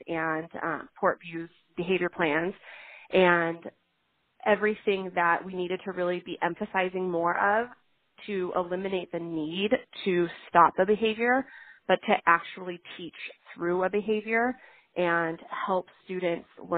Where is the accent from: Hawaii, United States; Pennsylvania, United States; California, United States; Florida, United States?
California, United States; I am from California